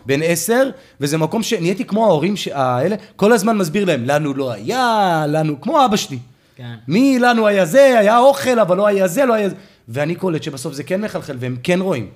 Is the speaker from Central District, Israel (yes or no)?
yes; Ramla, Central District, Israel; זכינו לגדול בעיר שהיה בה קיבוץ גלויות כל כך גדול